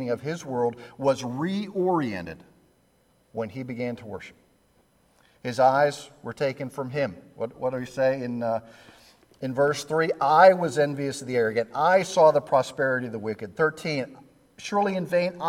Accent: Pittsburgh, Pennsylvania, United States; now I'm from Pittsburgh

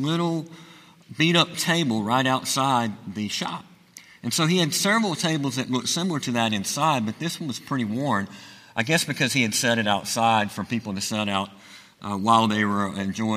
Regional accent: Chelsea, Alabama, United States; I am from Chelsea, Alabama

